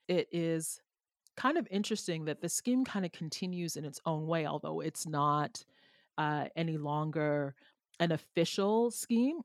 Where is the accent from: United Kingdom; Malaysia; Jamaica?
Jamaica; now in Canada; I am from a former enslaved colony in Jamaica historically.